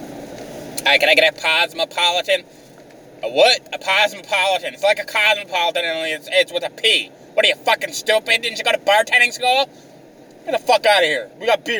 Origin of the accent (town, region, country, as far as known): Canada